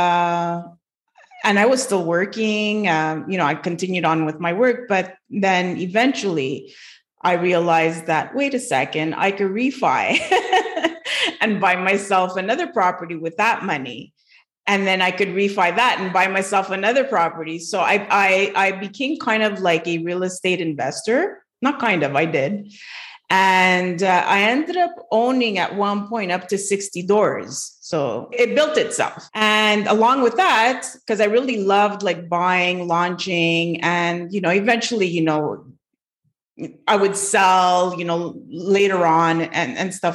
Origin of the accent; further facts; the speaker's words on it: Montreal, Quebec, Canada; I'm from Montreal, Quebec